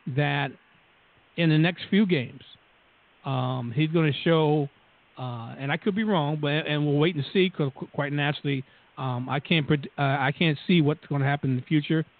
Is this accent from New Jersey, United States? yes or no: yes; New Jersey, United States; accent: Jersey; we're from Jersey. Just listen to the two accents, and, and you can tell